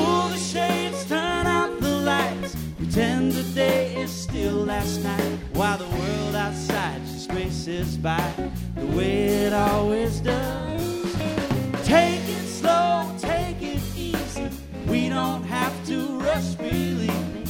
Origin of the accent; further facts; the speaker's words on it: Minnesota, United States; as a Minnesotan, you either like fall and the cooler temperatures or you live a pretty miserable life here